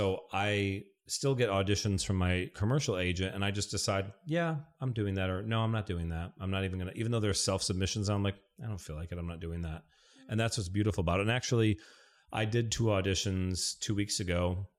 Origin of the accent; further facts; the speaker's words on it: Michigan, United States; I mean, I'm from Michigan, so I'll do like trips back to Michigan where I'm there for like 7 to 10 days.